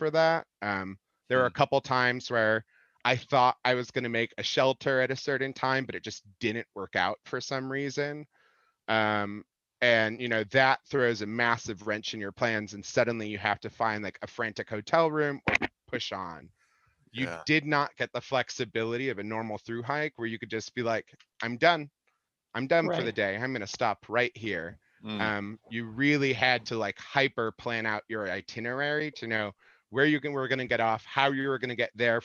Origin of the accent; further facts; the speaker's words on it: Illinois, United States; I grew up in Illinois